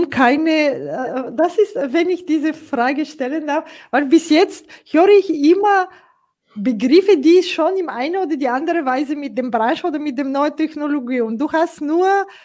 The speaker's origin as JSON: {"language": "German", "country": "Bulgaria", "said": "ich komme aus Bulgarien, äh"}